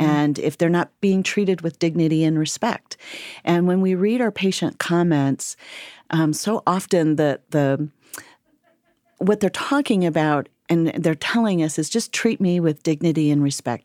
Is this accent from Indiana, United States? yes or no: yes; Fort Wayne, Indiana, United States; born and raised in Fort Wayne, lived in Fort Wayne